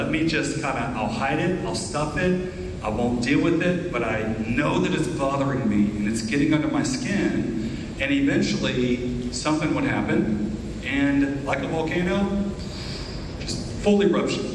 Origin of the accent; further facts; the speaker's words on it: Southeast Ohio, United States; I grew up in Southeast Ohio, along the Ohio River, high West Virginia border